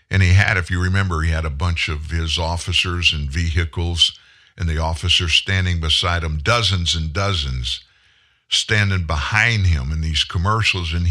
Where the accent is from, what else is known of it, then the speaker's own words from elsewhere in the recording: Louisiana, United States; And I happen to be one of them. I'm an exception in that I don't talk like I'm from South Louisiana. And I did, but when I got into radio at a young age and went through early part of my career in radio, I lost the accent.